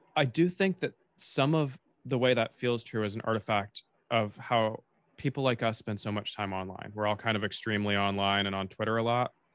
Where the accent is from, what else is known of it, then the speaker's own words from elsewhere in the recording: Tallahassee, Florida, United States; I grew up in North Florida, fifteen minutes from the Georgia border